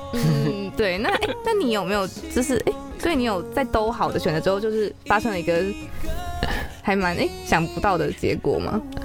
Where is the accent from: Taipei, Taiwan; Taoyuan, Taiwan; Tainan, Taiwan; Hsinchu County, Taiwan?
Taipei, Taiwan; 我是台北人，但我阿妈会讲台语，哦。可是我不会